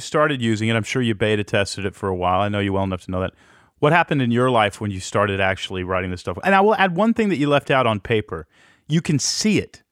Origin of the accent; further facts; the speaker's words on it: Texas, United States; moved away as an adult; I grew up in Texas